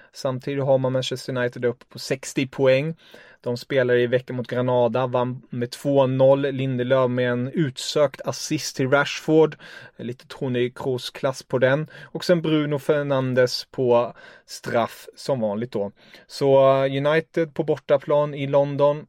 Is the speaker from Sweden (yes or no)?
no; Germany; jag är tysk